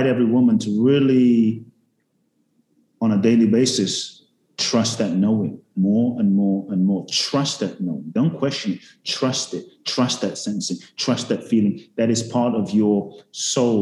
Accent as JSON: {"language": "English", "region": "London", "country": "United Kingdom", "tie": "born or raised there", "also_born_or_lived": "Ghana", "said": "I was born in Ghana, West Africa. Father's from Ghana, mother's Japanese, grew up in London"}